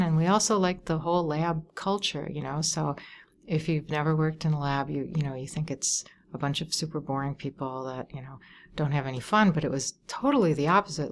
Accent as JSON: {"language": "English", "town": "Wauwatosa", "region": "Wisconsin", "country": "United States", "tie": "born or raised there", "moved": "yes", "lives_now": "Chicago, United States", "said": "I grew up in Wauwatosa, Wisconsin"}